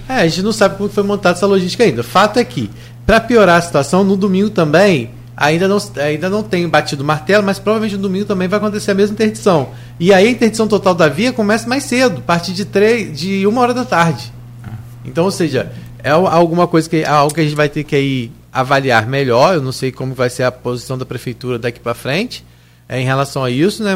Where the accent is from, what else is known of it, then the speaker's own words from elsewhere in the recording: Grussaí, Rio de Janeiro, Brazil; Eu realmente sou de Gruçaí